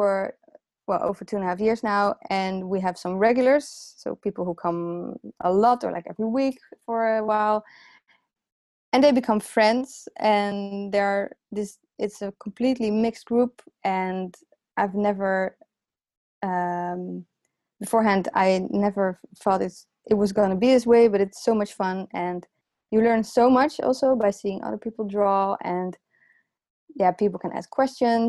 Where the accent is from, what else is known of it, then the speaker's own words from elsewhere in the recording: The Hague, South Holland, Netherlands; English is a second language; The Hague is my hometown